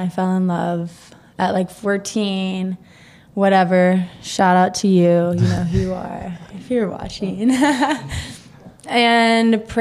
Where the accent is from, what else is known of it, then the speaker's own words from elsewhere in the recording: Murray, Kentucky, United States; moved away; a Murray, Kentucky mentality thing. Like, I'm from a small-ass town, Christian, conservative.